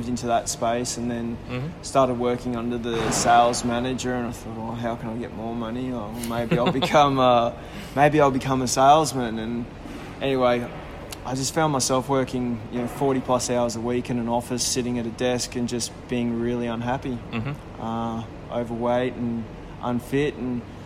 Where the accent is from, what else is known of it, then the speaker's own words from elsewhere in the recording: Brisbane, Queensland, Australia; I've lived in Brisbane all my life. I was born here